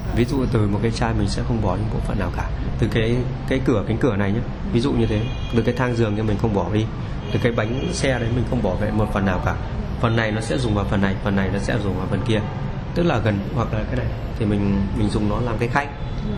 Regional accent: Yen Phong District, Bac Ninh, Vietnam; tôi sinh ra và lớn lên ở huyện Yên Phong Bắc Ninh

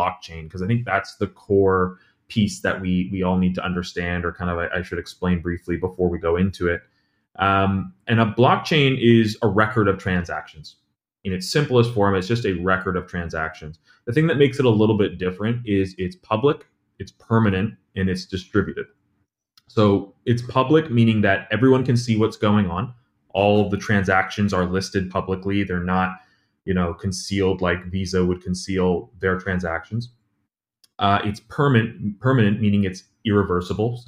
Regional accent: Toronto, Ontario, Canada; moved away as an adult; now in New York, United States; I'm originally from Toronto, Canada. I moved down to New York about 6-7 years ago.

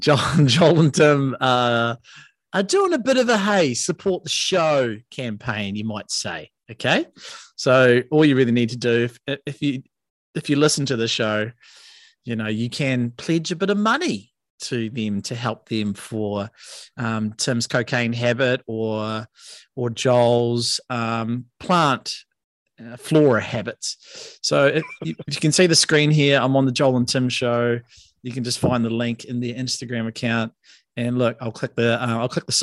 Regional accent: Cobden, West Coast, New Zealand; also born or lived in Karoro, Greymouth; my hometown, which is Cobden

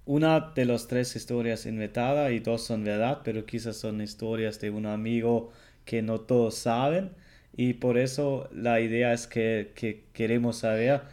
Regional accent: Germany; el alemán

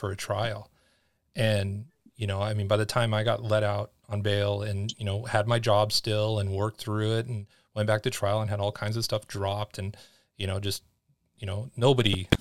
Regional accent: Los Angeles, California, United States; my experiences growing up in Los Angeles

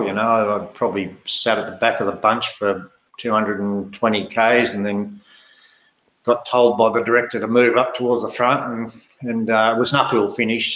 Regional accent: Australia; moved away as an adult; also born or lived in Italy; I was pretty lonely as an Australian

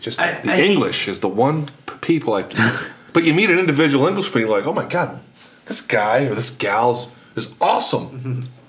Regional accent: United States; I as an American, as a proud American

